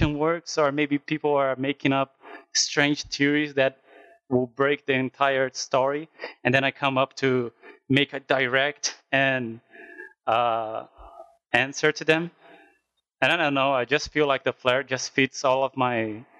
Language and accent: English; Brazil; I'm from Brazil, so maybe that's why my accent is even harsher than both of them